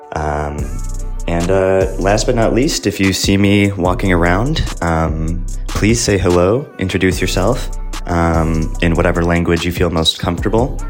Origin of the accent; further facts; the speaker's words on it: Chicago, Illinois, United States; moved away as an adult; now in France; I am from Chicago, Illinois, in the United States of America hence my funny accent.